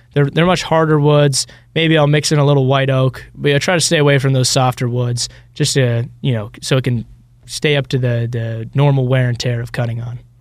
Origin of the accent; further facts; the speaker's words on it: Ireland; now in Alpharetta, United States; I was born in, uh, Ireland, but currently me and my two partners, we're all living